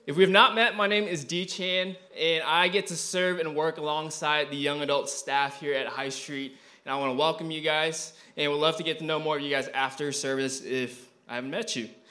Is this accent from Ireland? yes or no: no; Malaysia; also born or lived in Eureka, Missouri; now in United States; I was born in Malaysia